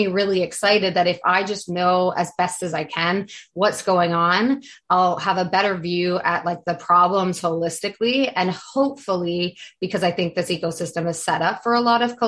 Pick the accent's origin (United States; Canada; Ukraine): Canada; I'm also from Canada